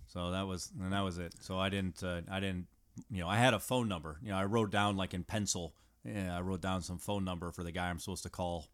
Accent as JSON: {"language": "English", "country": "United States", "said": "as an American, as from America"}